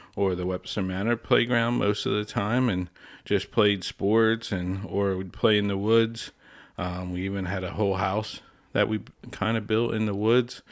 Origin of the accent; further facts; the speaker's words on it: Lebanon, Pennsylvania, United States; also born or lived in Harrisburg; I was born and raised here in Lebanon. Uh, grew up here in Lebanon